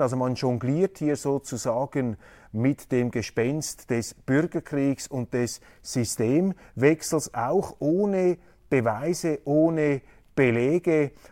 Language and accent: German; Switzerland; als Schweizer